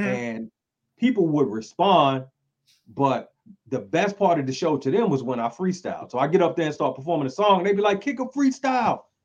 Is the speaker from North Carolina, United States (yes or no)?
yes; Greenville, North Carolina, United States; born and raised in North Carolina, Greenville, North Carolina